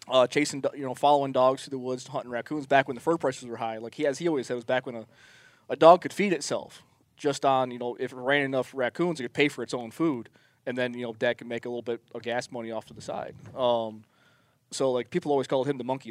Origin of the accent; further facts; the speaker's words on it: northern New York State, United States; now in Arizona, United States; I'm originally from New York State. I'm from the northern part of New York, so I grew up uh, 30 miles from Canada